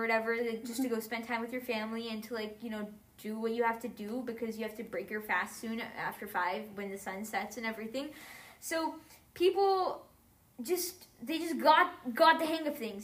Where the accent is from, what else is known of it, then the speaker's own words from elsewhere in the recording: United States; also born or lived in United Arab Emirates / India (ancestry); my experience as a Muslim growing up in America